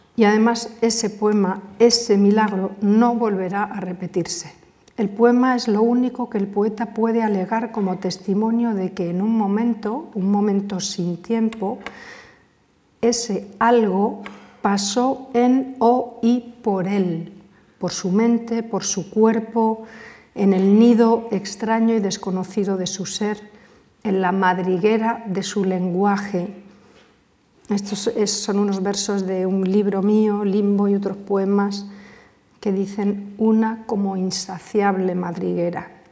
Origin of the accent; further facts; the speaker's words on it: Cáceres, Extremadura, Spain; desde mi infancia, desde las ferias en Cáceres, cuando bajábamos a ver los fuegos a la Plaza Mayor